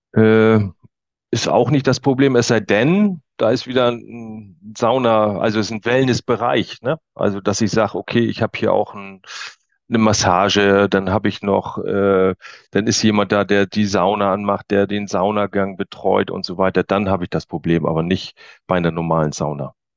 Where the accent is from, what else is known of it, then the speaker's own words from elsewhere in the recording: Waren, Mecklenburg-Vorpommern, Germany; hier in Mecklenburg-Vorpommern, ich komme also aus Waren an der Müritz